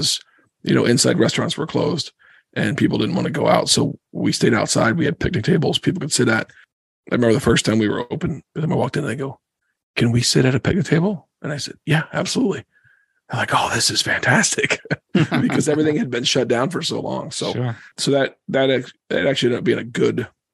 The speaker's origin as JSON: {"language": "English", "town": "Cedarville", "region": "Ohio", "country": "United States", "tie": "born or raised there", "also_born_or_lived": "Philadelphia, Pennsylvania", "moved": "as an adult", "lives_now": "Pennsylvania, United States", "said": "A little town called Cedarville. It's about 40 minutes east of Dayton"}